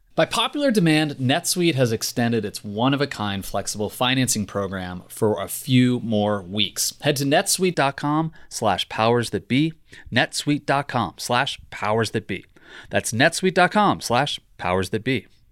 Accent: Richmond, Virginia, United States; When I was growing up in Richmond

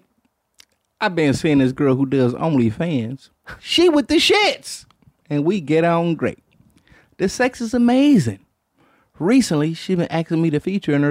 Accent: Detroit, Michigan, United States; I'm from Detroit.

